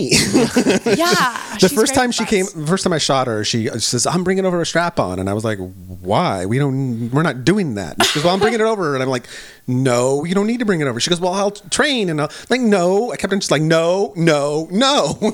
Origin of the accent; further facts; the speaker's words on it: California, United States; No, because I grew up in the Bay Area. Cool. Yes, my home, home away from home.